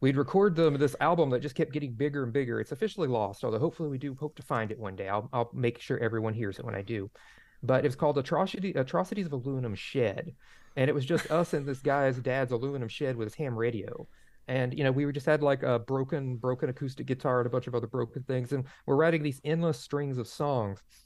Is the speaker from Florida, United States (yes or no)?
yes; Dixie County, Florida, United States; I grew up in Dixie County, Florida